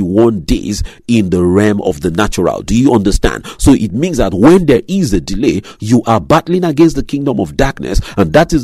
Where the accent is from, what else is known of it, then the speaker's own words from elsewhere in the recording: Nigeria; moved away; my home country, my native country, Nigeria